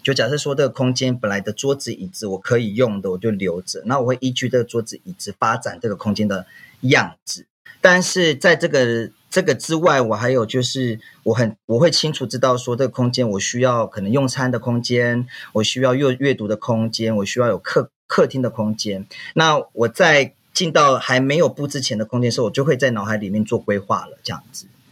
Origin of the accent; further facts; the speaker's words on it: Wulai, New Taipei, Taiwan; 我来自台北乌来，我们是德拉曼这边的泰雅族